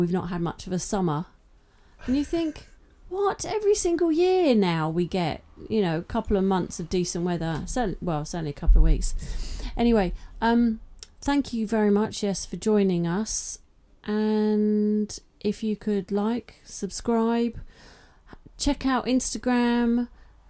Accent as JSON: {"language": "English", "region": "England", "country": "United Kingdom", "said": "being English"}